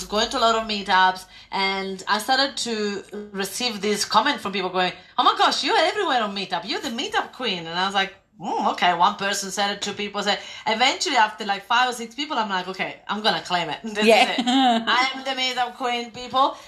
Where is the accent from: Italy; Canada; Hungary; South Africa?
Italy; moved away as an adult; also born or lived in London / Spain / Greece; now in Australia; I grew up in Italy and I left Italy and I went to live in London and then Spain and then Greece.